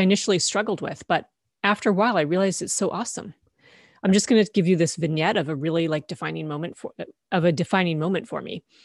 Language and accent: English; Canada; I grew up in Canada, and this was in Ontario.